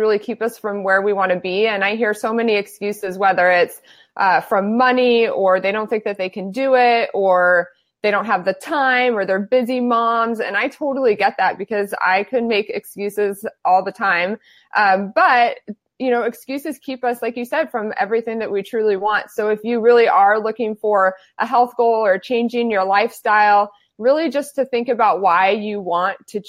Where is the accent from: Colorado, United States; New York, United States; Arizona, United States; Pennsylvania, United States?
Arizona, United States; Phoenix; now in San Diego, United States; I am born and raised in Phoenix, Arizona, and I currently live in San Diego